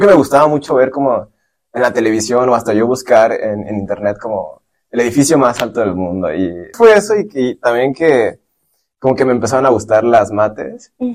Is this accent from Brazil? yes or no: no; Michoacán, Mexico; moved away as an adult; now in San Francisco, United States; yo soy de Michoacán